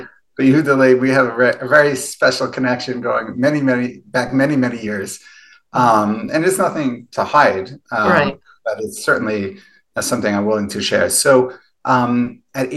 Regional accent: New York City, New York, United States; also born or lived in Hewlett, New York; I grew up in Far Rockaway, New York

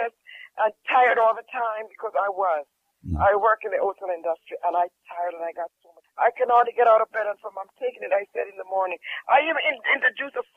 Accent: Jamaica; I'm from Jamaica

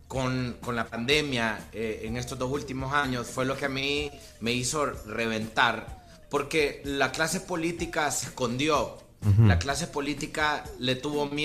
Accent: Tegucigalpa, Francisco Morazán, Honduras; Yo vengo de las calles de la colonia Kennedy, soy un artista urbano, se podría decir

